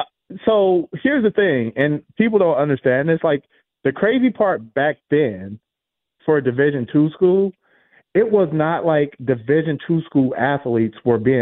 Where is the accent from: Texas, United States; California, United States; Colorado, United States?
California, United States; Los Angeles; Because I'm from South Central Los Angeles. So, you know, and I ended up at the University of South Dakota.